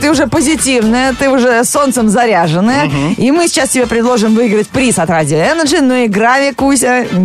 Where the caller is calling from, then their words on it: Moscow, Russia; Я из Москвы, да, еще пока не отключили.